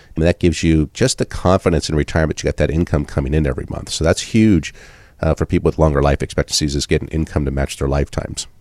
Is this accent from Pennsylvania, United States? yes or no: no; Southern California, United States; now in Iowa, United States; I grew up in Southern California